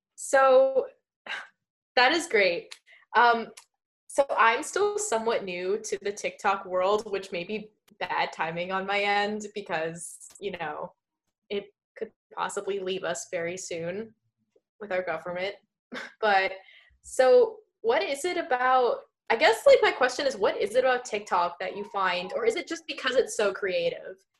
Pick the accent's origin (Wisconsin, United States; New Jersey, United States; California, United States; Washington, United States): New Jersey, United States; we're, we're both from Jersey